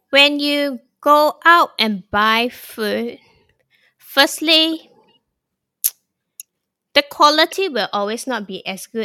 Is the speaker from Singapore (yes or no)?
yes; Singapore; now in Thailand; My Singaporean roots definitely exposed me to many culture growing up and that was the advantage I think for us Singaporeans to have because we have embrace so many cult